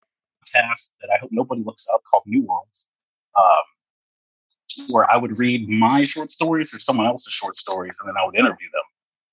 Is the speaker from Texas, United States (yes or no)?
yes; Texas, United States; moved away as an adult; now in Washington, United States; I'm from Texas.